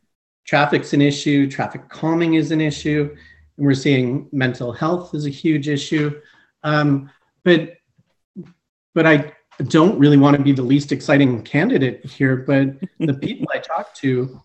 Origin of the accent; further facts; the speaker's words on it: Montreal, Quebec, Canada; also born or lived in Eastern Canada; So I am originally from Montreal, Quebec. I grew up Eastern Canada largely, and then our family settled around the GTA.